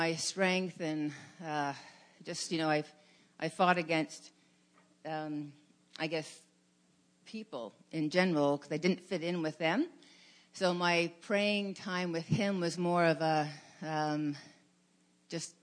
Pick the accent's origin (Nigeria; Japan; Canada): Canada; Hamilton, Ontario; I was raised in Hamilton Mountain